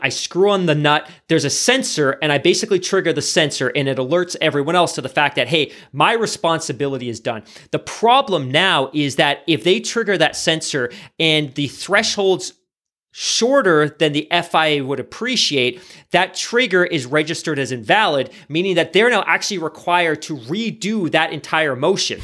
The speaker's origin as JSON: {"language": "English", "country": "Canada", "said": "we're Canadian"}